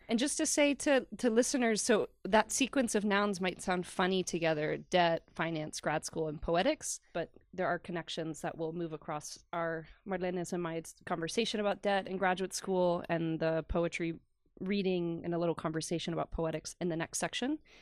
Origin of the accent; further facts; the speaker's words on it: the South, United States; moved away; also born or lived in Long Island, New York; I grew up in the South